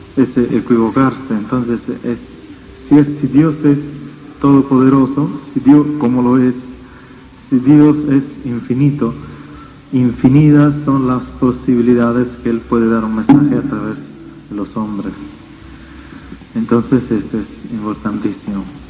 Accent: Italy; Spanish is a second language; vengo de Europa, desde Italia

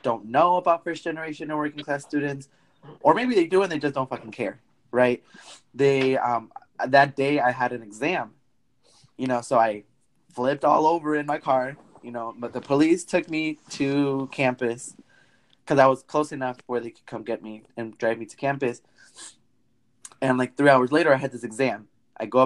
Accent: Wisconsin, United States; moved away as an adult; also born or lived in Illinois; I grew up in Wisconsin, but I went to a college in Illinois

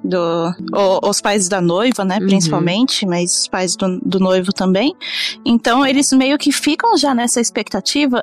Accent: Brazil; now in Japan; eu sou brasileira

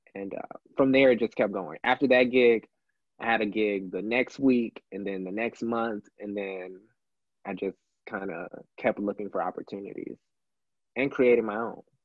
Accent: Houston, Texas, United States; moved away as an adult; also born or lived in Memphis, Tennessee; now in Milwaukee, United States; I was born in Memphis, Tennessee, but I was raised my entire life, uh, uh, all the way until adulthood in Houston

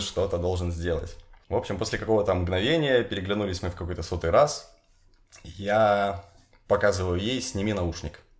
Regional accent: Horlivka, Donetsk Oblast, Ukraine; now in Kyiv, Ukraine; В Горловке, в моем родном городе, мое любимое место.

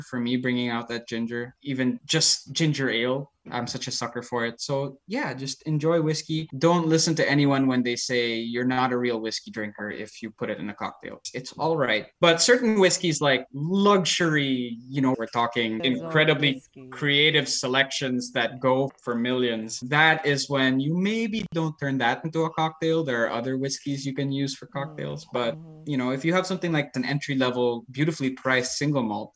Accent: Philippines; I grew up in the Philippines

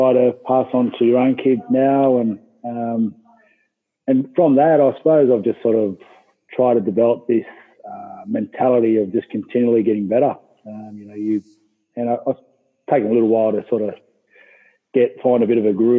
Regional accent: Granville, New South Wales, Australia; we grew up in Granville, Duck Creek there.

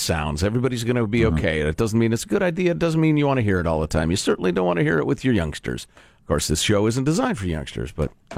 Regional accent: Chicago, Illinois, United States; I'm from Chicago

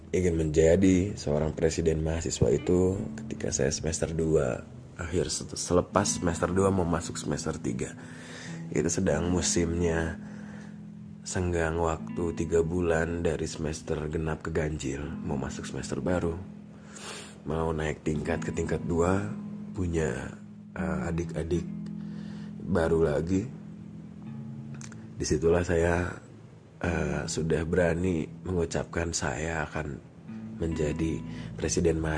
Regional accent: Bandung, West Java, Indonesia; saya lahir di Bandung dari saya sekolah semua di Bandung TK sampai saya universitas juga ada part di Bandung ya semua

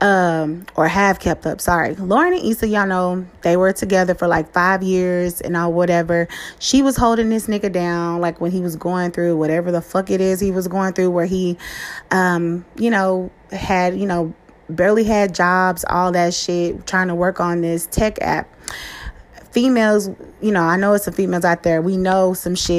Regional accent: Dallas, Texas, United States; I was born and raised in Dallas

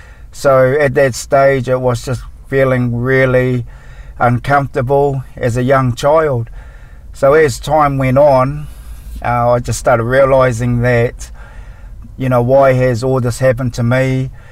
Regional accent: Napier, Hawke's Bay, New Zealand; All this happened in New Zealand, where I'm from. I'm actually from Napier, in Hastings. There's 16 of us. I'm the youngest out of the lot.

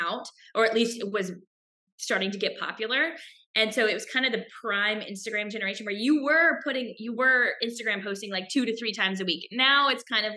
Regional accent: Charlotte, North Carolina, United States; moved away; also born or lived in Oxford, Mississippi / San Francisco; I was from Charlotte

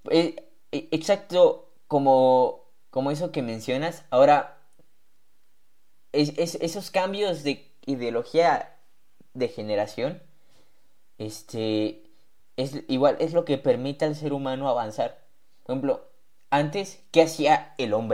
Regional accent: Mexico; ¿Y por qué hago esto? Porque soy mexicano.

